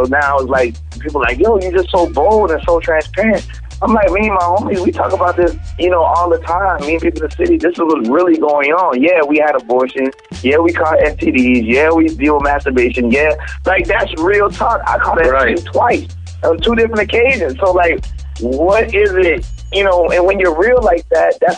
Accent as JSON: {"language": "English", "town": "Charleston", "region": "South Carolina", "country": "United States", "said": "I'm from Charleston, South Carolina."}